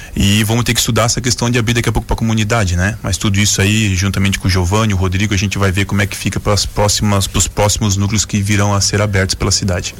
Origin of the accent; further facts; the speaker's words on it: Joinville, Santa Catarina, Brazil; Eu sou da Zona Sul aqui de Joinville